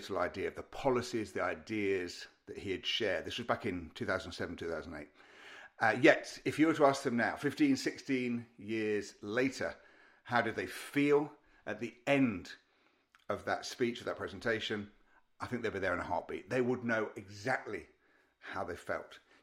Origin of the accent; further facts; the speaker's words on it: Derby, East Midlands, United Kingdom; moved away; I was back up in Derby, in my hometown